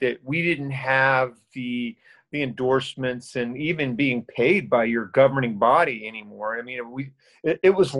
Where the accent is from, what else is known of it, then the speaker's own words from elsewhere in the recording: Winter Haven, Florida, United States; also born or lived in Orlando, Florida; I was born and raised in Winter Haven, which is about an hour from here. And a third generation Floridian